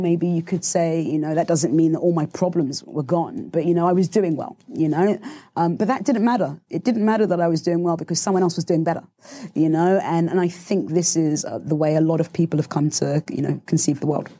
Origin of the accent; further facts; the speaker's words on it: Southampton, South East England, United Kingdom; I grew up in Southampton